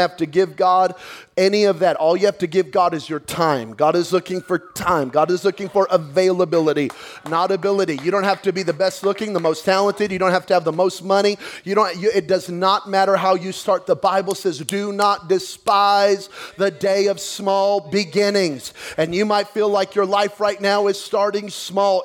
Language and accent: English; Belen, New Mexico, United States; I'm from Belen, where we didn't get a Walmart until I was about 15 years old